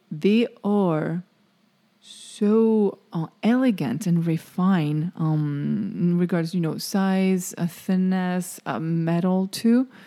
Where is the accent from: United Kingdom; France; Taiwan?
France; now in Florida, United States; I'm French